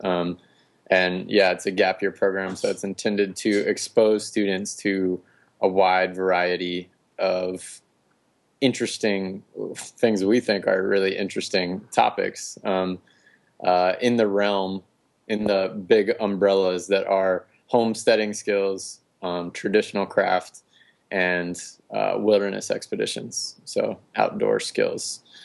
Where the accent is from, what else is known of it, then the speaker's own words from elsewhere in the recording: North Carolina, United States; moved away as an adult; also born or lived in West Coast; considering a move back to North Carolina. This is my home state.